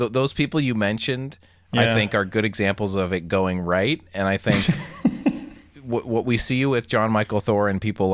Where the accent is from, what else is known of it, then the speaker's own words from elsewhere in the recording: Canada; as a Canadian